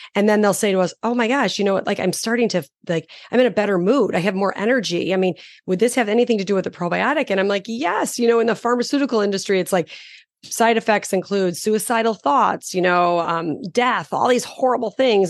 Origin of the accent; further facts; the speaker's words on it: Chicago, Illinois, United States; I'm from Chicago